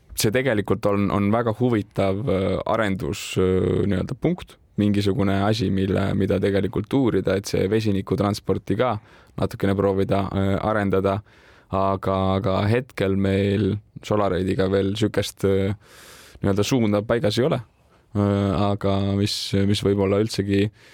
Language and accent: Estonian; Tartu, Tartu County, Estonia; olen ise Tartust pärit